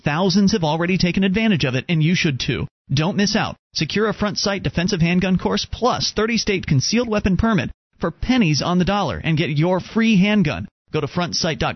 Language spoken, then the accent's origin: English; Florida, United States; moved away as an adult; also born or lived in Sarasota, Florida; now in New Hampshire, United States; I'm a Florida native